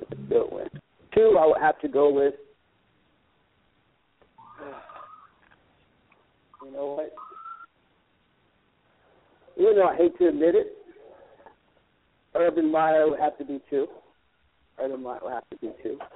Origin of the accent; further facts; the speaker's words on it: the South, United States; I'm from the South, but I've been all over